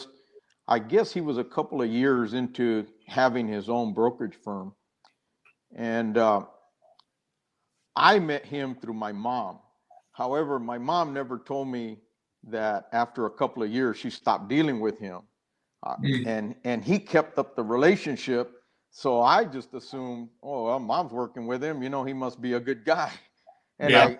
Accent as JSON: {"language": "English", "town": "San Benito", "region": "Texas", "country": "United States", "tie": "born or raised there", "moved": "as an adult", "said": "I grew up down in South Texas, San Benito, near Harlingen, Brownsville"}